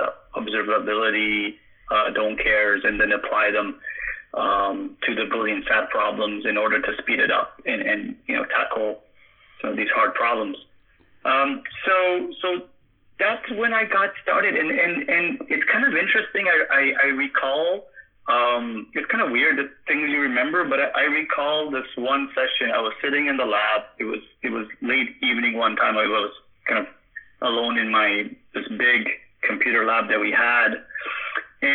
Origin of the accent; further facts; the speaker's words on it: Canada; Born and raised in Canada